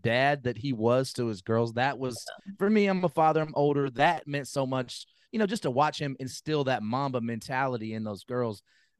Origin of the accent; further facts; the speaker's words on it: Memphis, Tennessee, United States; We're all from Memphis.